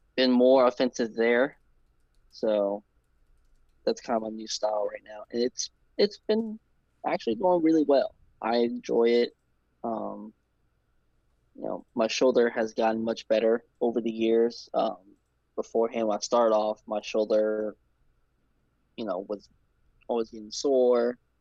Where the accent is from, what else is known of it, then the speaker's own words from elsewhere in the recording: New Orleans, Louisiana, United States; I'm from New Orleans, born and raised in New Orleans.